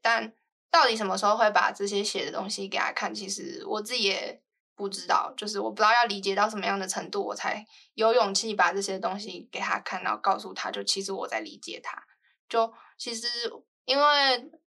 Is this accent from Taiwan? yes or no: yes; Taiwan; also born or lived in Guizhou, China; 后来回到台湾上幼稚园过后